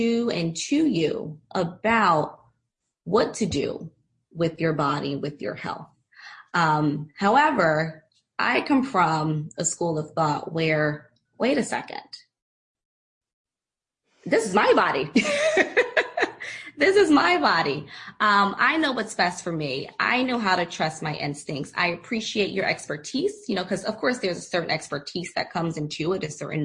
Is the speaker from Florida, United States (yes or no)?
no; Philadelphia, Pennsylvania, United States; moved away; also born or lived in San Diego; I recently relocated back to my hometown, Philadelphia